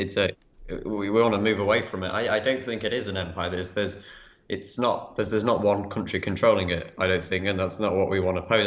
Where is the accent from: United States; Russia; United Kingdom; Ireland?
United Kingdom; England; as English people